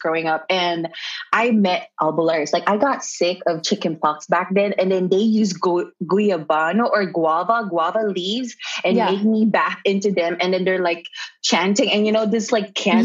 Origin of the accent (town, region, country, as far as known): Philippines; now in United States